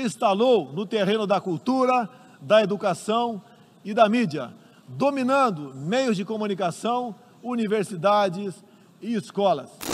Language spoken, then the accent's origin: Portuguese; Brazil